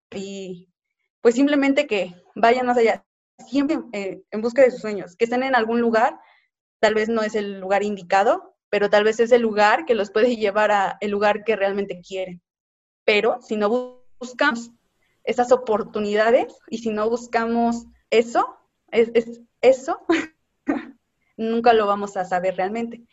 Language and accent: Spanish; Mexico; Como mexicanos somos muy buenos